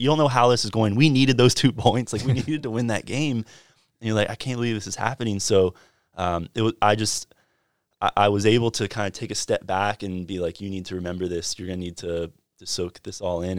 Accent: Fuquay-Varina, North Carolina, United States; I'm from Fuquay Varina, just south of Raleigh

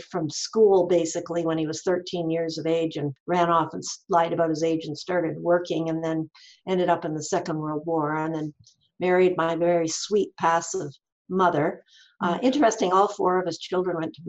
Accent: rural Ontario, Canada; I grew up in rural Ontario on a poor, struggling dirt farm.

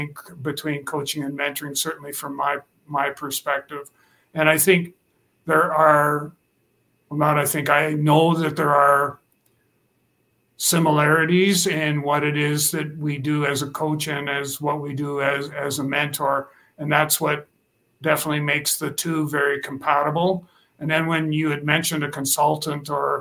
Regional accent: Saskatchewan, Canada; also born or lived in Regina, Saskatchewan; I'm from Regina, Saskatchewan, Canada. So I'm a Saskatchewan farm boy, born and raised.

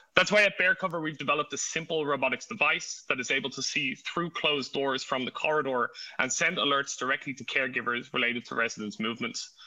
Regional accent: Ireland; now in Berlin, Germany; I'm actually uh, Irish. So if you hear an accent, it is not it is not German

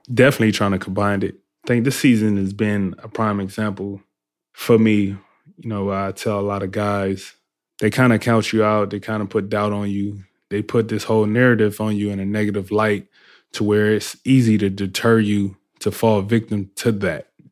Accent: Compton, California, United States; I grew up in Compton, California

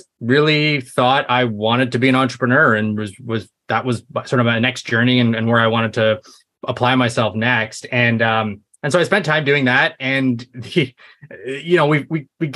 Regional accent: Canada; I'm Canadian

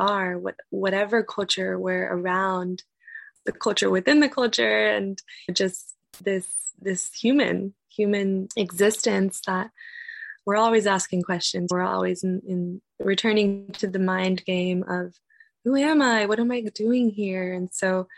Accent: United States; growing up in the United States, after being raised with my culture, with my traditions, with my family, and being removed from that at a young age

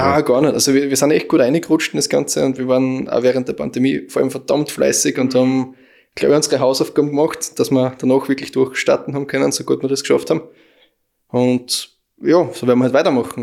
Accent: Aflenz, Styria, Austria; wir kommen aus Aflens

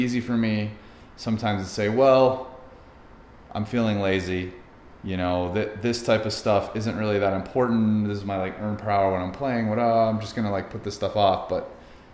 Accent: Poway, California, United States; we moved there when I was 9, just lived there through high school

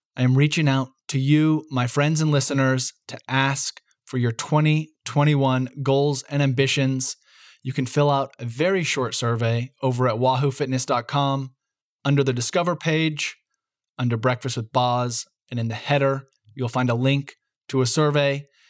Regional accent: Bend, Oregon, United States; my hometown stage race, the Cascade Cycling Classic

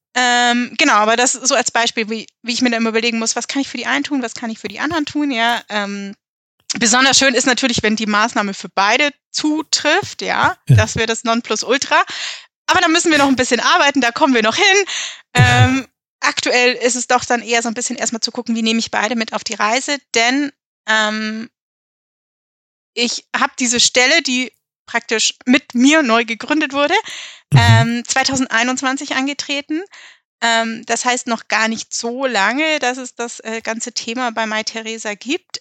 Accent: Allgäu, Bavaria, Germany; also born or lived in Westphalia; now in Munich, Germany; auch wenn ich hier nicht wirklich aufgewachsen bin, sondern im Allgäu und komme gebürtig aus Westfalen

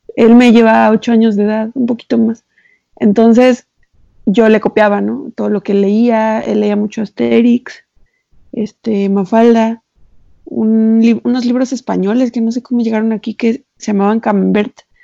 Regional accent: Xalapa, Veracruz, Mexico; nosotros, mi hermano y yo, crecimos en Jalapa

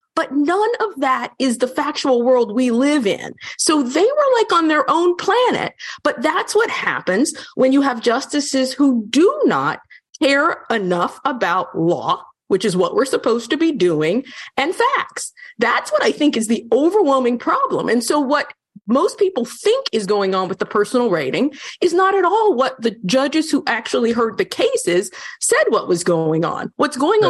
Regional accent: North Carolina, United States; I'm from North Carolina.

